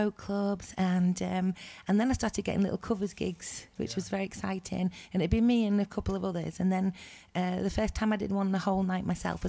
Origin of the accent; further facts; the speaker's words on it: Preston, North West England, United Kingdom; also born or lived in Bridlington; now in Driffield, United Kingdom; I'm from Preston in Lancashire, but I live in Driffield, East Yorkshire.